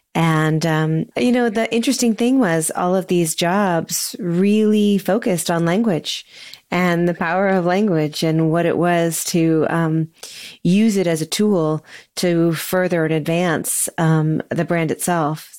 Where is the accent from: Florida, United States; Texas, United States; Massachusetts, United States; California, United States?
California, United States; Sonoma; moved away as an adult; also born or lived in Seattle, Washington / New York City; now in Lexington, United States; I was born and raised in Sonoma, California